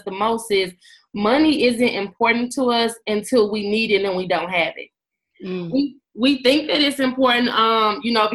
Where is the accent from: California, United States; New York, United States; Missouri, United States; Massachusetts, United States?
Missouri, United States; St. Louis; I'm from St. Louis, Missouri.